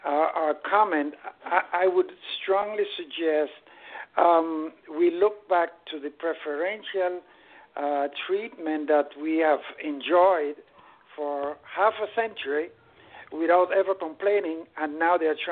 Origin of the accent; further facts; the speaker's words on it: Cuba; now in Palm Coast, United States; I just wanted to answer my fellow Cuban